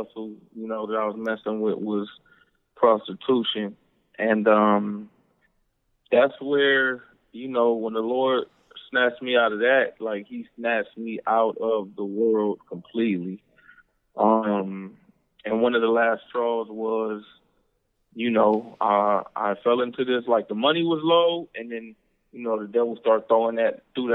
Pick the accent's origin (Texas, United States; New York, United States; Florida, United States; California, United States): California, United States; Compton; also born or lived in Cudahy, California; now in Houston, United States; Born and raised in L.A.